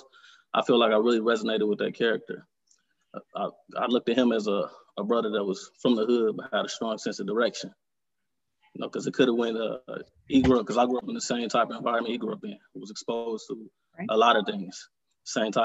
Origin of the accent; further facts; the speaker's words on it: Detroit, Michigan, United States; I was born and raised here in Detroit, Michigan. Mm-hmm. I grew up on born and raised on the east side of Detroit.